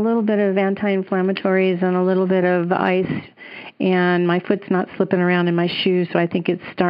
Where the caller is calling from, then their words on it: St. George, Utah, United States; I'm calling in from St. George in Utah.